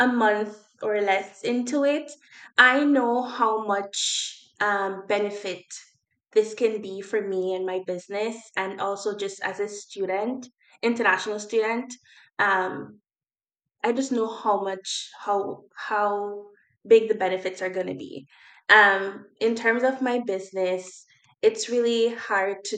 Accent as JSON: {"language": "English", "country": "Jamaica", "moved": "yes", "lives_now": "Nova Scotia, Canada", "said": "I'm just a Jamaican girl coming to Canada"}